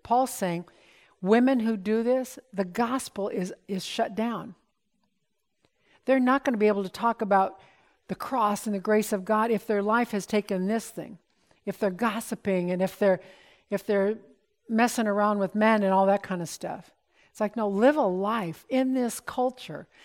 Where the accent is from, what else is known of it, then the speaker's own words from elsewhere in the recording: United States; We're so American in our thinking